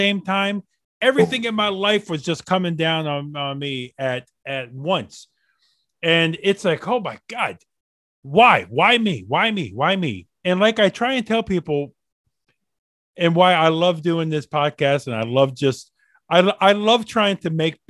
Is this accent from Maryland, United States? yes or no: yes; Maryland, United States; I grew up in Maryland, about 40 minutes from DC